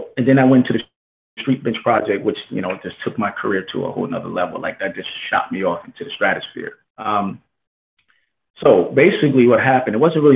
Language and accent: English; New Jersey, United States; now in Palm Springs, United States; I'm currently living in Palm Springs, California. I'm originally from New Jersey